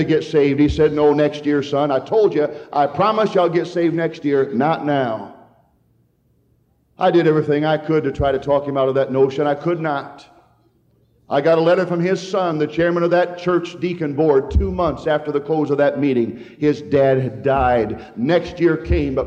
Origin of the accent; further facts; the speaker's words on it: Hadley, Michigan, United States; We had two gas stations in town when I grew up there in Hadley, Michigan.